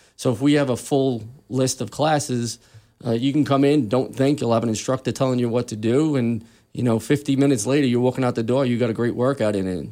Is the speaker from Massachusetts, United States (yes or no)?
no; New York City, New York, United States; moved away as an adult; I was actually born and raised in Queens, New York.